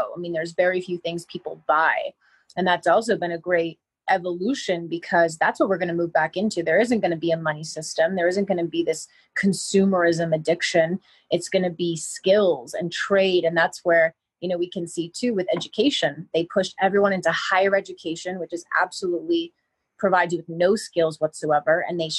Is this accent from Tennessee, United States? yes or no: no; Miami, Florida, United States; I mean, I came from Miami, so I lived and breathed big city.